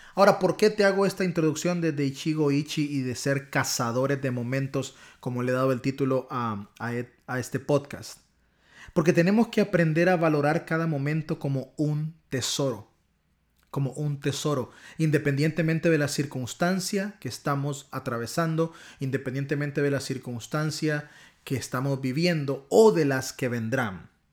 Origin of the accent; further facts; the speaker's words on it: Honduras; accent: catracho; mi acentazo catracho